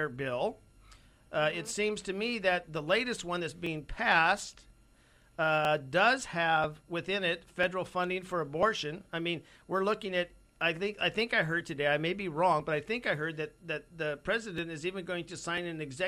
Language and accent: English; United States; as an American